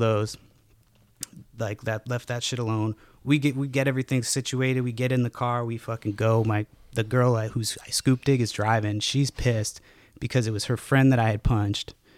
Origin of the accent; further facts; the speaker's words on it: Massachusetts, United States; me growing up in Massachusetts